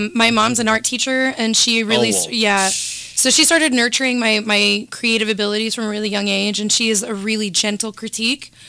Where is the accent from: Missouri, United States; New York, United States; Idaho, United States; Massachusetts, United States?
Missouri, United States; Kansas City; I'm from the heart of the United States, Kansas City.